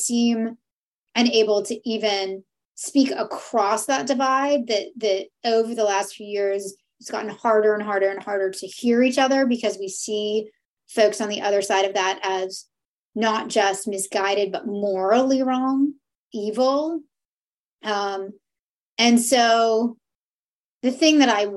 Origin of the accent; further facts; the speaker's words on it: Canada; we're Canadian